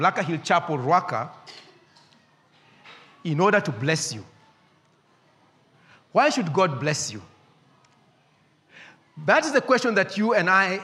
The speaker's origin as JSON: {"language": "English", "region": "Nairobi", "country": "Kenya", "tie": "born or raised there", "said": "I grew up in Eastlands at a small estate called Maringo."}